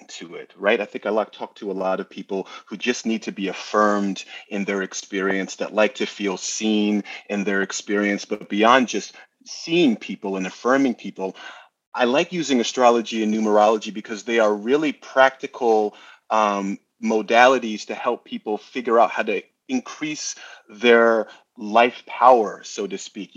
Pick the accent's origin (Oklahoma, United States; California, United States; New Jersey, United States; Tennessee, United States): New Jersey, United States; accent: New Yorker; now in New York, United States; I was originally from New Jersey, but New York is where I have planted my flag.